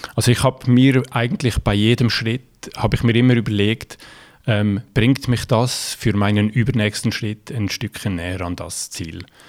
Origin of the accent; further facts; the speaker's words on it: Valais, Switzerland; accent: Valais; now in Rotkreuz, Switzerland; ursprünglich äh, bin ich aus dem Wallis, darum auch mein äh, Akzent in, de, in, der hochdeutschen Sprache